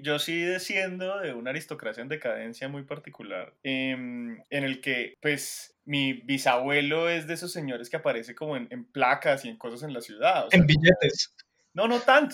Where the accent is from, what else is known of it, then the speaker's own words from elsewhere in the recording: Colombia; uno como colombiano